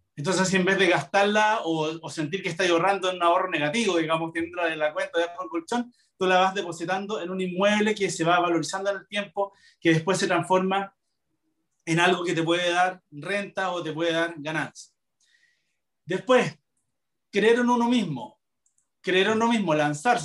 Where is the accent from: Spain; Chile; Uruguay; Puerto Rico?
Chile; como buen chileno